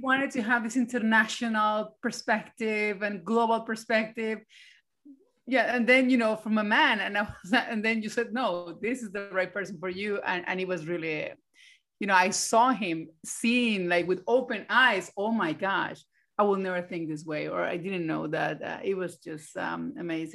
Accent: Colombia; now in Sweden; I was from Colombia and I was a lawyer.

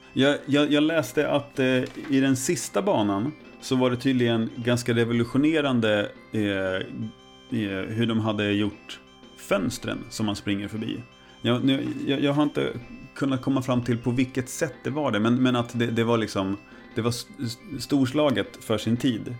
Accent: Närke, Örebro County, Sweden; som den närking jag mm. är

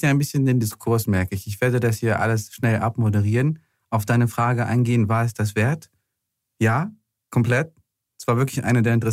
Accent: Ukraine; wenn ich mich auf die Wahlliste setzen lassen möchte als Ukrainer.

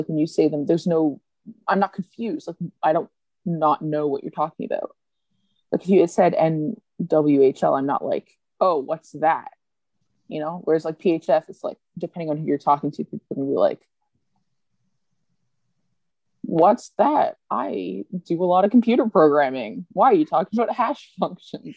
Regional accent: Canada

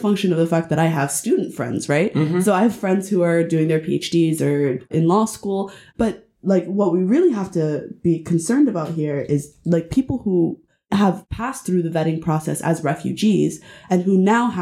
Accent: Canada; I'm a Somali Canadian

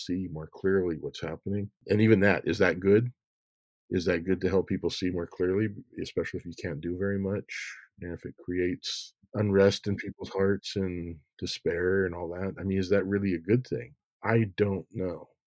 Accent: Montana, United States; moved away as an adult; also born or lived in Iowa; I was raised in Montana

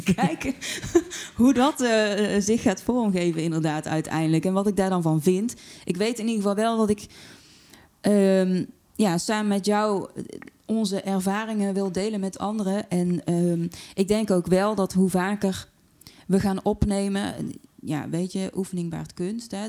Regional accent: Tilburg, North Brabant, Netherlands; accent: Brabant, soft G; ik ben in Tilburg geboren en dat kun je wel horen hè, door de zachte G.

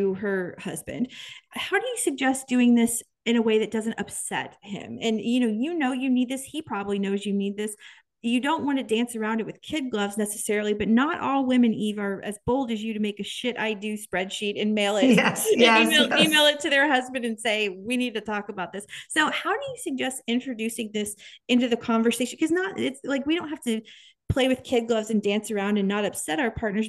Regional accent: Kansas, United States; born or raised there

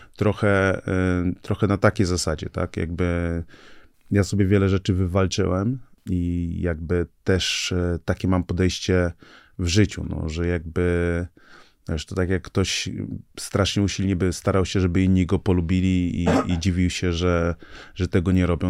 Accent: Gdańsk, Pomeranian Voivodeship, Poland; pochodzę z Nigerii, tutaj się urodziłem, tutaj się wychowałem

